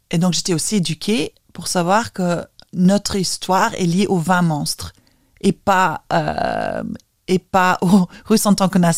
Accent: Vilnius, Vilnius County, Lithuania; accent: Vilnius; J'ai l'accent de la capitale.

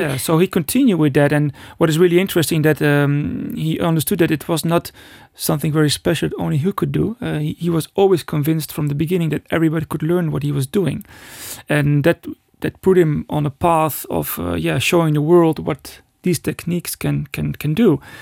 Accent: Netherlands; I was born in the Netherlands

